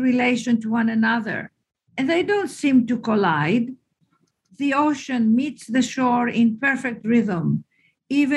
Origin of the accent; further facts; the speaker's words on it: Greece; moved away; I'm Greek.